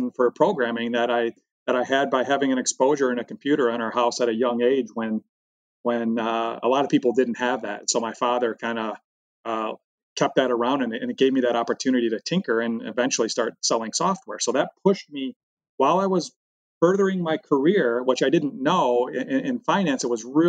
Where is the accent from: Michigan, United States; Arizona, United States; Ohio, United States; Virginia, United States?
Michigan, United States; when I grew up, we grew up thinking that we were the center of the universe, with General Motors being number one on the Fortune 500 for 75 years in a row